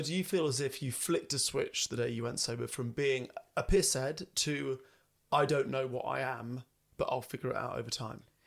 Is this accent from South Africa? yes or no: no; England, United Kingdom; We are English.